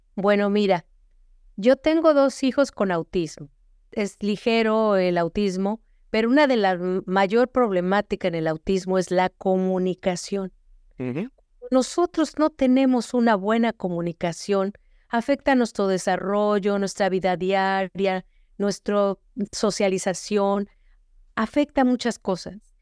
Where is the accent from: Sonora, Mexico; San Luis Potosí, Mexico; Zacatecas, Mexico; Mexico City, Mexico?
Mexico City, Mexico; moved away as an adult; now in United States; Yo crecí en la Ciudad de México rodeada de las pirámides, del centro histórico